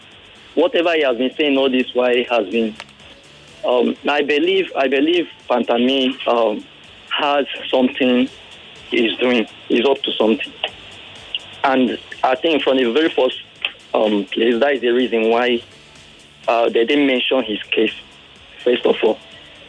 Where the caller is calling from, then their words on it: Victoria Island, Lagos, Nigeria; I'm calling from Victoria Island.